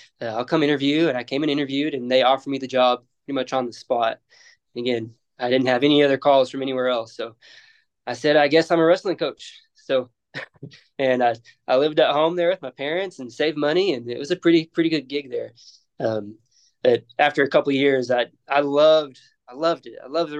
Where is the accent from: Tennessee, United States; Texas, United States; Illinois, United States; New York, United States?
Texas, United States; Dumas; now in Lubbock, United States; I'm from Dumas, Texas, right? And wrestling's pretty big up there in the panhandle of Texas.